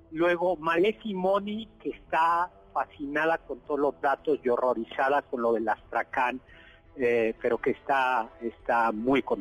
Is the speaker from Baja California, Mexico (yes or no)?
no; Mexico City, Mexico; los amigos que somos aquí chilangos, la pera es una curva muy peligrosa entre México y Cuernavaca.